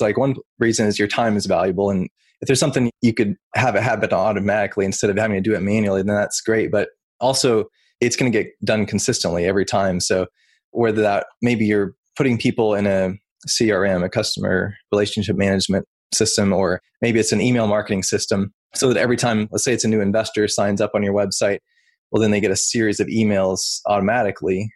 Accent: Oklahoma, United States; moved away as an adult; now in Salem, Virginia, United States; Originally, I'm from Oklahoma, something that probably most people wouldn't guess about me since I deal with websites for a living is I actually grew up on a cattle ranch.

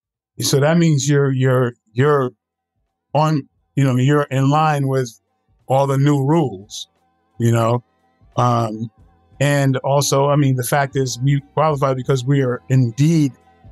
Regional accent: Batesburg-Leesville, South Carolina, United States; Growing up in Columbia, Leesville in Batesburg, South Carolina.

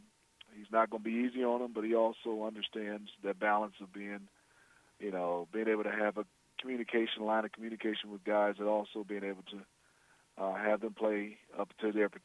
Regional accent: Detroit, Michigan, United States; obviously I'm from Detroit

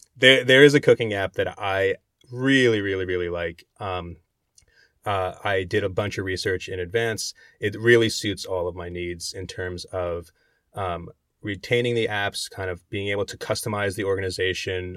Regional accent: New Jersey, United States; the diners I grew up in Jersey going

